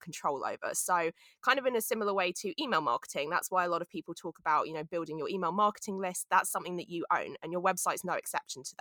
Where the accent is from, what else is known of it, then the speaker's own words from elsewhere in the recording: London, United Kingdom; moved away as an adult; now in United States; I'm from London